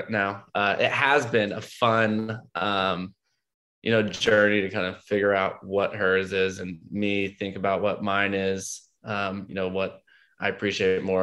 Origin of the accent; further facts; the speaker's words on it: Oklahoma, United States; I grew up in Oklahoma